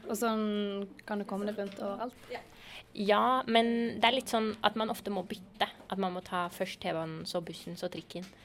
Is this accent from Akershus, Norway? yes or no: yes; Nesodden, Akershus, Norway; jeg er fra Nesodden, og der er det veldig, veldig dårlig.